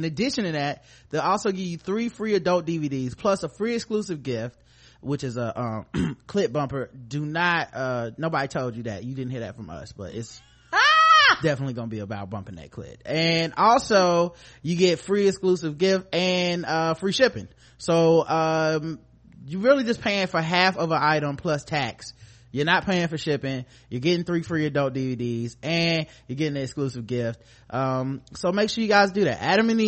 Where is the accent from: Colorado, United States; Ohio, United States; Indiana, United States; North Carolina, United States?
North Carolina, United States; Charlotte; we're from Charlotte